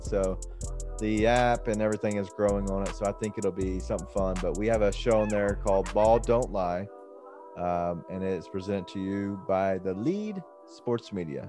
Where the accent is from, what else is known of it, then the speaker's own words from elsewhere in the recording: Memphis, Tennessee, United States; we are from Memphis